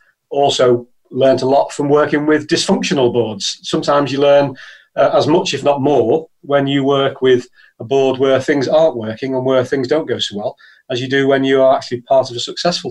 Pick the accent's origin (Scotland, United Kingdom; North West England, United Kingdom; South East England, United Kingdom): North West England, United Kingdom; Liverpool; I'm from Liverpool in the UK